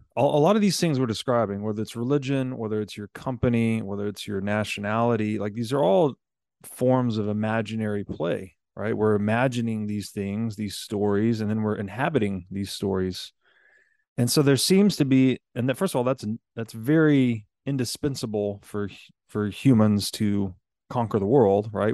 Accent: United States; I'm an American citizen

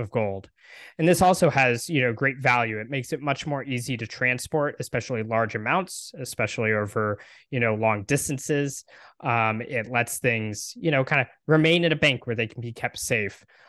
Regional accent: Texas, United States; I live in Texas, I'm from Texas, um, and my family has been here a long time

